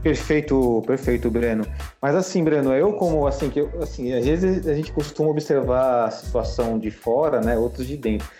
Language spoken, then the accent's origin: Portuguese; Brazil; Nós somos brasileiros